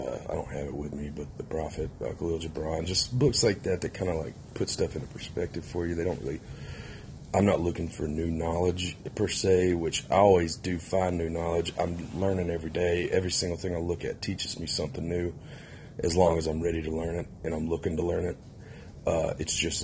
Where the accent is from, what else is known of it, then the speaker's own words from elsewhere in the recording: Mississippi, United States; now in Wheat Ridge, United States; I'm from Mississippi. I live in Wheat Ridge, Colorado now.